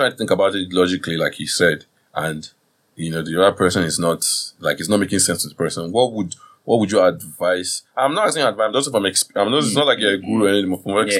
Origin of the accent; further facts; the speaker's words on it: Nigeria; as a Nigerian guy